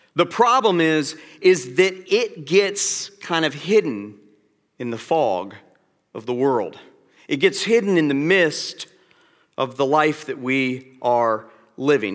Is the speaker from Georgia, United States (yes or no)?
yes; Atlanta, Georgia, United States; I'm from Atlanta